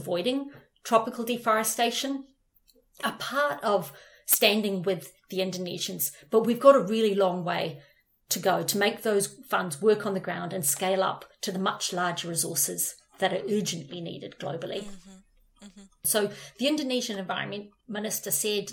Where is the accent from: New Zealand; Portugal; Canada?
New Zealand; moved away; I am from New Zealand, maybe because I'm from such a little country